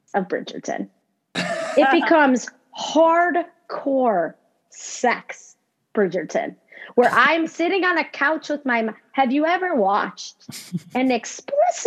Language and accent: English; Chicago, Illinois, United States; I grew up in Chicago